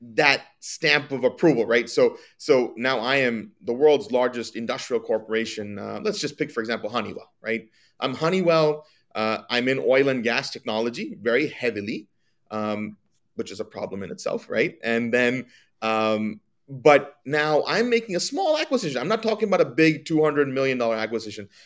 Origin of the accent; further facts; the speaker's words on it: New Jersey, United States; I'm from New Jersey. I was born in New Jersey. Um, grew up my entire life here